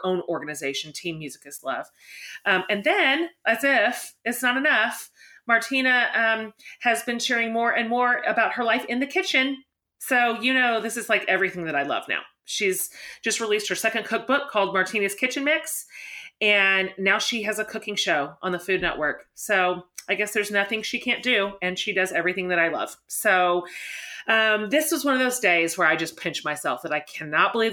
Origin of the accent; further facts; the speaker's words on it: Haysville, Kansas, United States; now in Austin, United States; You and I are both Kansas girls. You grew up in Sharon and I grew up in Hayesville.